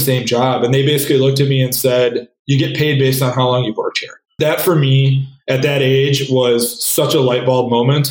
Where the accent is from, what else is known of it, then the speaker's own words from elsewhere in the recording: Wisconsin, United States; moved away as an adult; also born or lived in San Francisco / Minneapolis; I grew up in Wisconsin, went to college at Madison